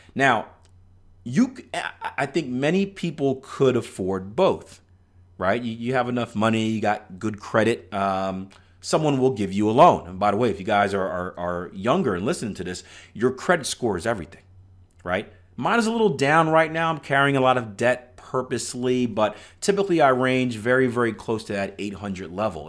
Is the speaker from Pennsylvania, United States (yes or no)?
yes; Philadelphia, Pennsylvania, United States; I'm from Philadelphia, Pennsylvania, which isn't the greatest city in the world